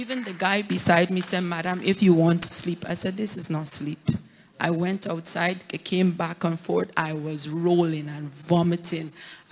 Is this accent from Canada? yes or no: yes; Ontario, Canada; I'm from Ontario